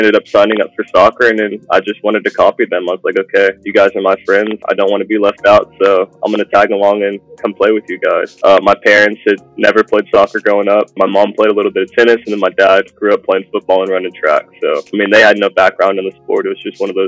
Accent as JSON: {"language": "English", "town": "Round Rock", "region": "Texas", "country": "United States", "tie": "born or raised there", "also_born_or_lived": "Germany", "said": "I'm from Round Rock, born and raised"}